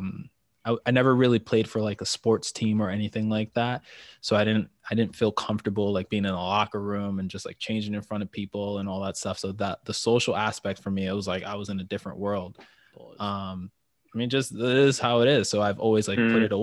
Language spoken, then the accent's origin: English; New York City, New York, United States; born and bred in the city. New York is my hometown.